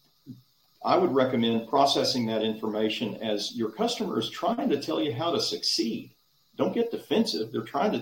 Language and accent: English; Dallas, Texas, United States; When I was a kid growing up in Dallas